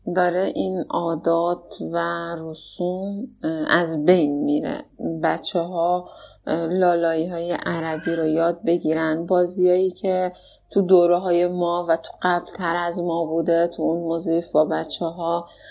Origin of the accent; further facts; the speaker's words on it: Abadan, Khuzestan, Iran; اصالتا آبادانی هستم